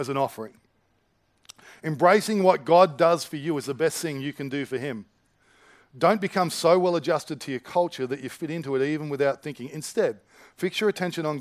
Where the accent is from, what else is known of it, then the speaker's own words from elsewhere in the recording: Australia; I like being Aussie. I like Australian culture